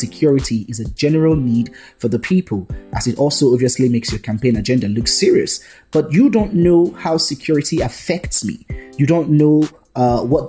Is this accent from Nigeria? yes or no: yes; Edo, Nigeria; I am from Edo State, well, Ishan by tribe precisely. I was born here